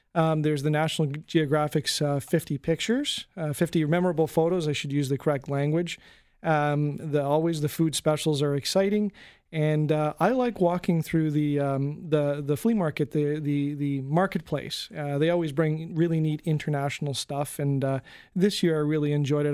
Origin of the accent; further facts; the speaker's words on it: Canada; as a Canadian